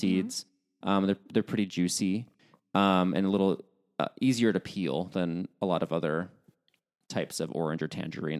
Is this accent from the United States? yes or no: yes; United States; accent: American; my American accent